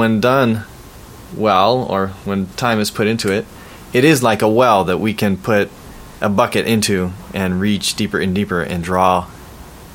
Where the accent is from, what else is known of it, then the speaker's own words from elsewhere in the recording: Bay Area, California, United States; growing up in the Bay Area